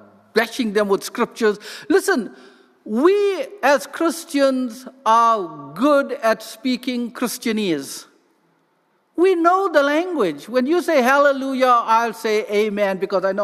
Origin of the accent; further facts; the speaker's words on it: South Africa; first language English; moved away; I come from South Africa